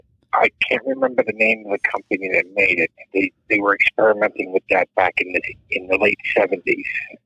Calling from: South Carolina, United States; Calling from South Carolina.

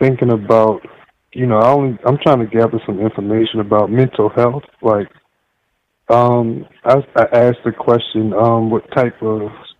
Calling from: South Carolina, United States; I'm calling from South Carolina.

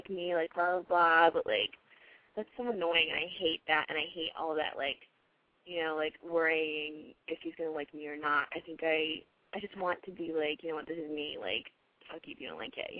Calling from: Connecticut, United States

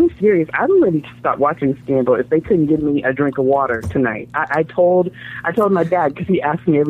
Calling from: Fort Worth, Texas, United States; I'm from Fort Worth, Texas.

